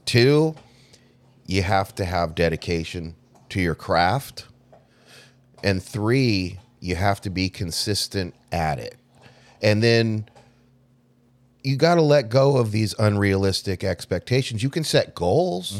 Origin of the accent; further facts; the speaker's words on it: Southern California, United States; I grew up in Southern California, you know, L A, Hollywoods out there